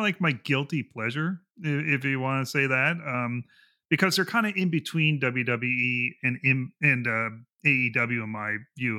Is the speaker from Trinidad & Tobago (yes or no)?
no; Canada; I'm Canadian